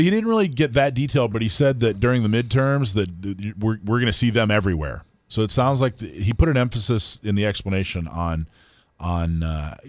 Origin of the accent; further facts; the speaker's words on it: Florida, United States; also born or lived in Hawaii / California; I think I grew up in Florida and Hawaii and California.